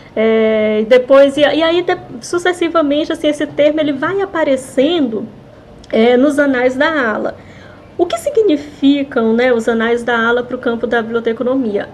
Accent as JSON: {"language": "Portuguese", "town": "Fortaleza", "region": "Ceará", "country": "Brazil", "moved": "yes", "said": "Eu morava em Fortaleza, né? Eu sou de Fortaleza, eu sou do cearense."}